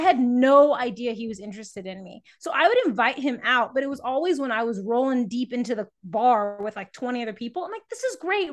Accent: San Antonio, Texas, United States; moved away as an adult; also born or lived in Baltimore, Maryland; now in Portland, United States; I'm originally from San Antonio, Texas, uh, where I grew up as a runner

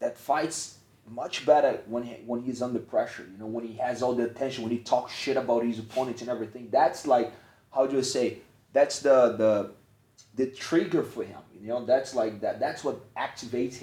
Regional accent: Brazil; I'm from Brazil

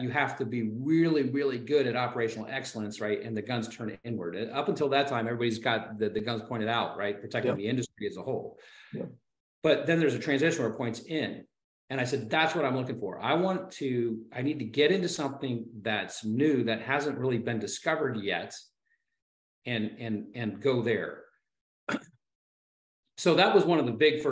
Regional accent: Ohio, United States; growing up in Ohio, the good news about being in Ohio is that there's lots of lousy weather

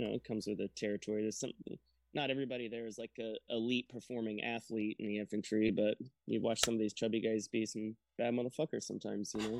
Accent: Brunswick, Georgia, United States; I joined out of Brunswick, Georgia. That's kind of where I spent uh, a little bit of a later time in my childhood

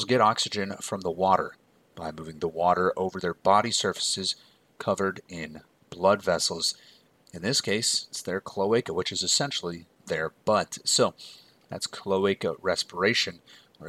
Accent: United States; I'm American

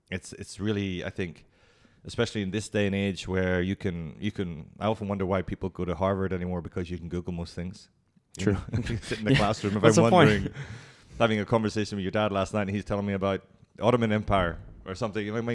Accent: Hong Kong; I'm very Asian Irish. I'm very

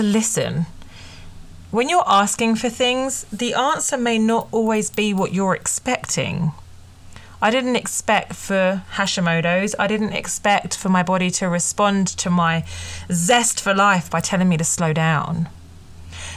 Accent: United Kingdom; I'm British

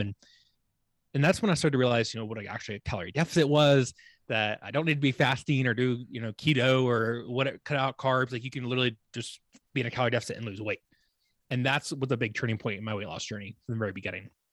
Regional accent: Virginia, United States; moved away as an adult; also born or lived in Charleston, South Carolina; now in Colorado, United States; my home state, Virginia

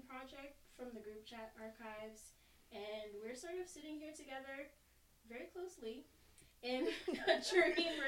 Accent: New York City, New York, United States; also born or lived in Senegal; I was raised in New York. And I grew up in Staten Island, to be exact, Staten Island, New York.

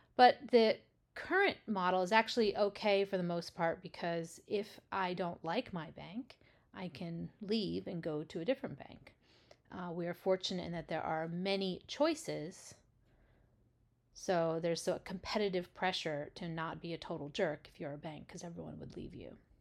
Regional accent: United States; as an American

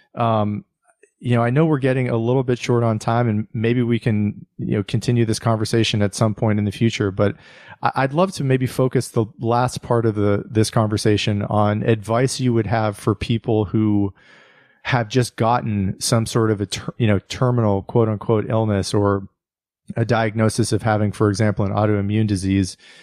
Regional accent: United States; my own life as an American

